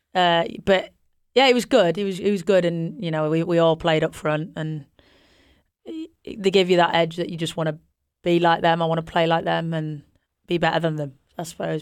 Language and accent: English; Yorkshire and the Humber, United Kingdom; we're both from Yorkshire